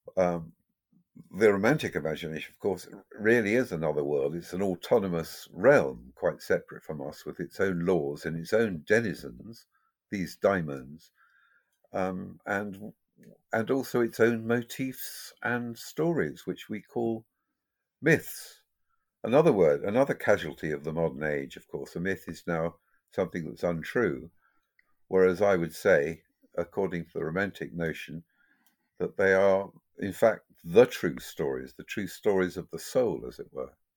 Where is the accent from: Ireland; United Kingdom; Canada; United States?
Ireland; me being Irish